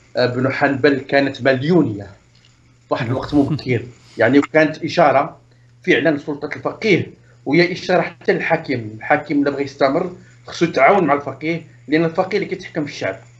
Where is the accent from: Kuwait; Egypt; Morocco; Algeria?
Morocco; عندنا في المغرب